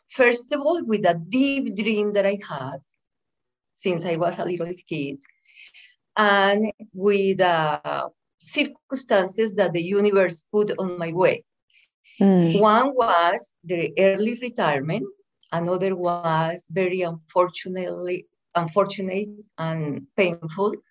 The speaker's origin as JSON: {"language": "English", "region": "Antioquia", "country": "Colombia", "tie": "born or raised there", "second_language": "English", "moved": "as an adult", "lives_now": "United States", "said": "I am from Colombia. Mm-hmm. I was born in a little town very close to the second city of Colombia, which is Medellin."}